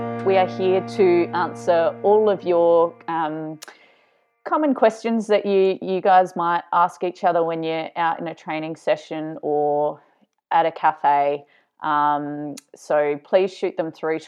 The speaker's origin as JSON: {"language": "English", "region": "South Australia", "country": "Australia", "tie": "born or raised there", "moved": "yes", "said": "back in South Australia, my hometown"}